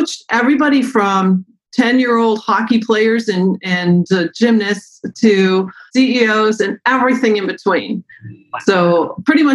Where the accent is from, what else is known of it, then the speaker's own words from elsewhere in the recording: Concord, New Hampshire, United States; moved away as an adult; also born or lived in Battle Creek, Michigan; now in Michigan, United States; I'm from Concord, New Hampshire originally. Grew up in the mountains of New Hampshire